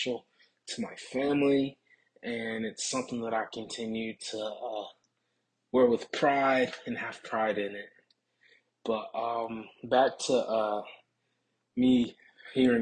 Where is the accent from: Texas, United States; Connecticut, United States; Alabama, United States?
Alabama, United States; Tuscaloosa; I'm from Tuscaloosa, Alabama